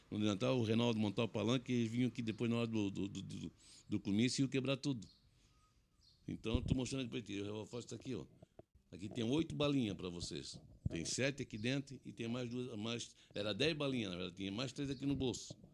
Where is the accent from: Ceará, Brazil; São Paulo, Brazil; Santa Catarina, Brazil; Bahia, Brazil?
Santa Catarina, Brazil; Blumenau; A turma dizia, uhum. pô, chegou o Blumenauense e é MDBista.